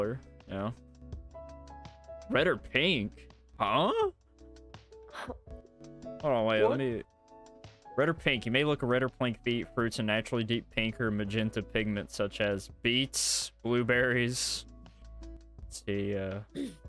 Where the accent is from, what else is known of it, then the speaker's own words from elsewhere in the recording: the South, United States; we're from the South